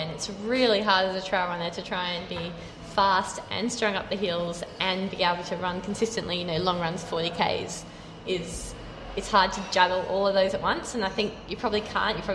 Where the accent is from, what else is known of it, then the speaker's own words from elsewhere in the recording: Ireland; moved away; I'm from Ireland